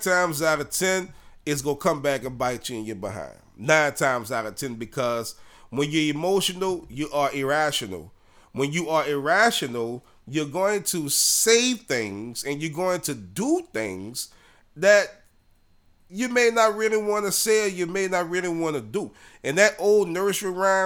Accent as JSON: {"language": "English", "town": "New Orleans", "region": "Louisiana", "country": "United States", "tie": "born or raised there", "said": "We grew up together in Kennedy Heights in New Orleans"}